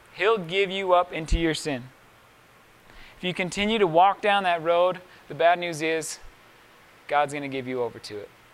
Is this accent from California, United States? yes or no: no; Miller Creek, Utah, United States; also born or lived in Price, Utah; when we moved from Miller Creek to Price, I was 11 years old